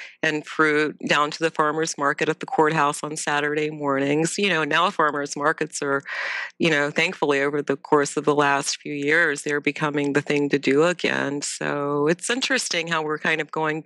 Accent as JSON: {"language": "English", "region": "Ohio", "country": "United States", "tie": "born or raised there", "also_born_or_lived": "Tennessee", "said": "I was born in Ohio"}